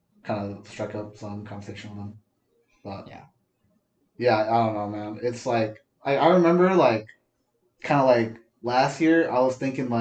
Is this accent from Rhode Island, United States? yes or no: no; Wisconsin, United States; moved away; I'm from Wisconsin.